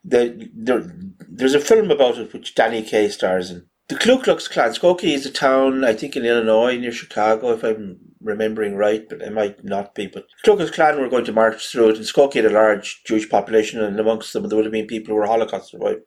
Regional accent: East Coast of Ireland, Leinster, Ireland; accent: generic East Coast, Wexford; I always thought of my accent as sort of generic East Coast, sort of Wicklow, Wexford, Kilkenny

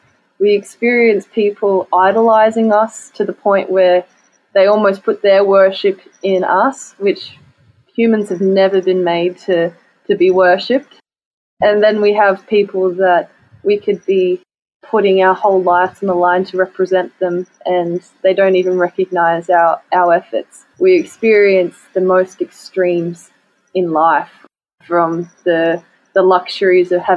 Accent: Australia; as an Australian athlete

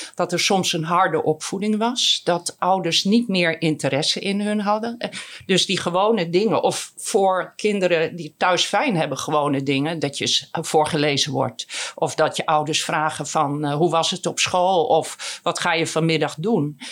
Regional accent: Groningen, Netherlands; ik ben ook Groninger

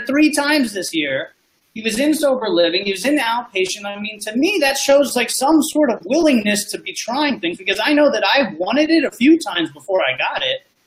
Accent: South Florida, United States; I'm from South Florida

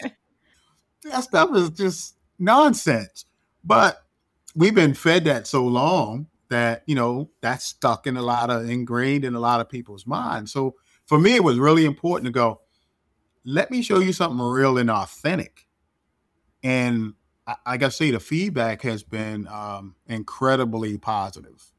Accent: Baltimore, Maryland, United States; moved away as an adult; also born or lived in Washington, D.C.; I'm from Baltimore, born and raised

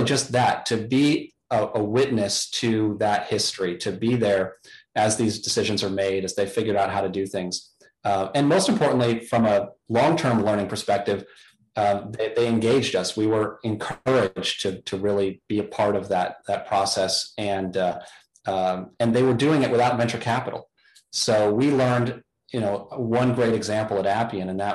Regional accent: Chicago, Illinois, United States; moved away as an adult; also born or lived in Hanover, New Hampshire; now in Washington, D.C. area, United States; growing up in Chicago

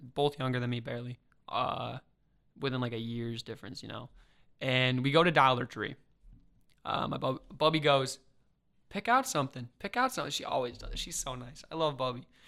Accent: Mokena, Illinois, United States; I'm from Chicago

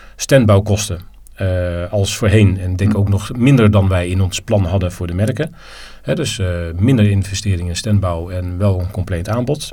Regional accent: Netherlands; ik ben geen Belg, ik ben Nederlander

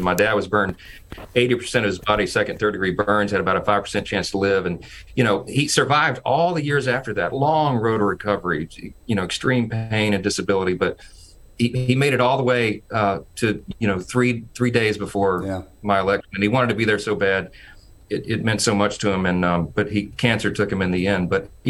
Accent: Shreveport, Louisiana, United States; I grew up in Shreveport

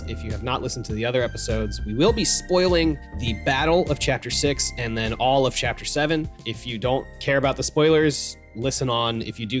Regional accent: United States; We're American on this podcast.

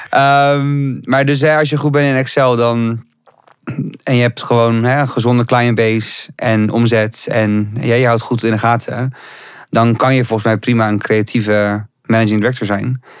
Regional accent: Rotterdam, South Holland, Netherlands; moved away as an adult; now in Amsterdam, Netherlands; ik kom uit Rotterdam, ik woon hier nu ook zes jaar.

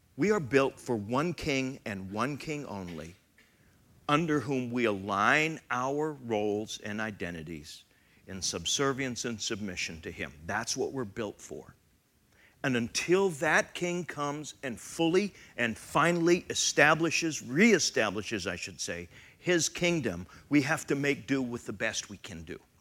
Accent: Canada; now in United States; I am Canadian

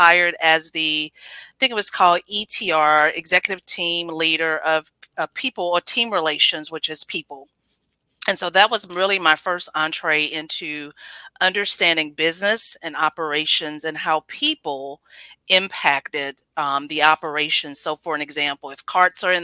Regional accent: Houston, Texas, United States; born and raised in Houston, Texas, to the Bell family.

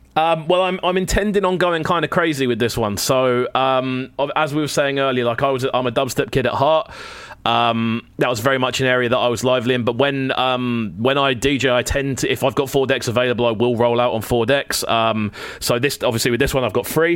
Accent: Brighton, South East England, United Kingdom; I love my hometown to pieces. Like I put my flag on for Brighton constantly.

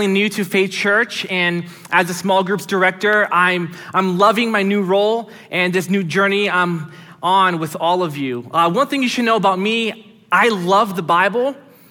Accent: United States; also born or lived in Brazil; I was born in Brazil and moved here when I was 5 years old. And so although I grew up here most of my life

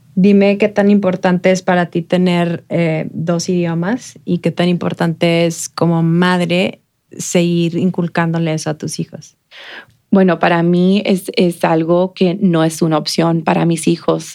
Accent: El Paso, Texas, United States; born or raised there

